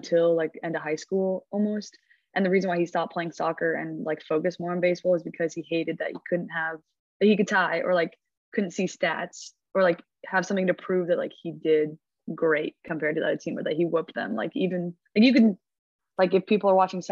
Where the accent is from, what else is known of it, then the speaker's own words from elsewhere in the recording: Seattle, Washington, United States; moved away as an adult; now in Arkansas, United States; I'm from Seattle, Washington, just like 15 minutes north of downtown Seattle. And I've lived there my whole life until college, obviously.